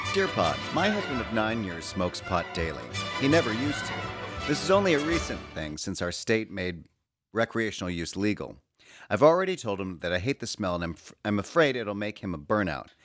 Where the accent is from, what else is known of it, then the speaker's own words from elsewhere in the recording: Chicago, Illinois, United States; moved away as an adult; now in New York, United States; I'm from Chicago, but I've lived in New York for the past twenty years